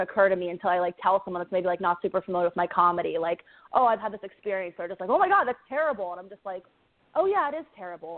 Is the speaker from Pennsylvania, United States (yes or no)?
yes; Pittsburgh, Pennsylvania, United States; moved away as an adult; also born or lived in the South; I'm from Pittsburgh